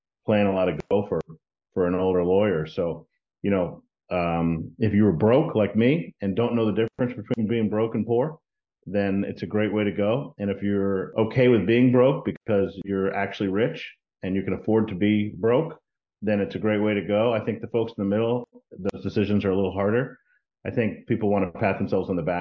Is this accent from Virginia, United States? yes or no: no; Texas, United States; also born or lived in Washington, D.C. / Miami; now in Florida, United States; I grew up in Texas